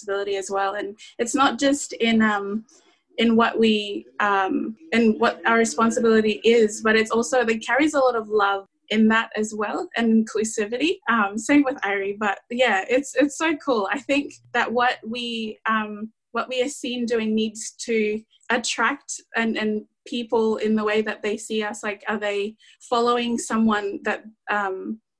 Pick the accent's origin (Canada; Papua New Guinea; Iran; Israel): Papua New Guinea; East New Britain; first language Kuanua; English is a second language; now in Brisbane, Australia; So I'm from East New Britain, specifically from the villages of Matalau and Bai and Nonga in East New Britain province in Papua New Guinea. I was born there as well, and I moved here to Brisbane in 2008.